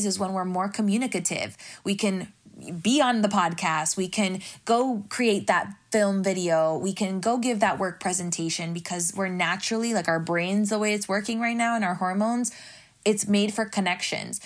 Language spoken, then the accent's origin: English; Miami, Florida, United States; I'm from Miami